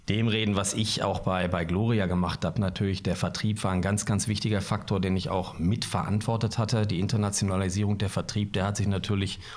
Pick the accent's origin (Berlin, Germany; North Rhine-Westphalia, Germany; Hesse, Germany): North Rhine-Westphalia, Germany; Bielefeld; ich bin gebürtiger Bielefelder